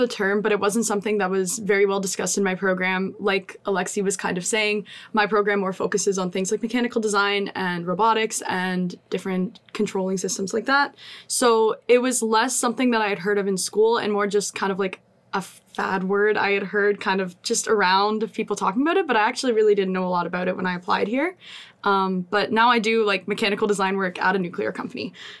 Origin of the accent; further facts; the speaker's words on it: Canada; born and raised in Canada, love Canada